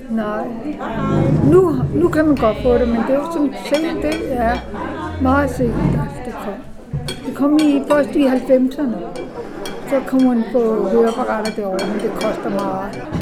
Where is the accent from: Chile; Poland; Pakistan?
Pakistan; now in Denmark; Men vi er pakistanere, vi bor tæt på hinanden og sådan